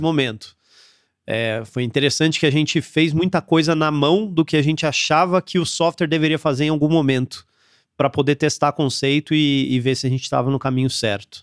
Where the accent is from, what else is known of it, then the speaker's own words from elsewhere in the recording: interior of São Paulo, Brazil; moved away as an adult; also born or lived in São José dos Campos / Campinas / Aparecida / Florianópolis, Santa Catarina; eu sou daqui do interior de São Paulo, então morei aqui minha vida toda. Eu nasci em São José dos Campos, morei em Campinas e morei em Aparecida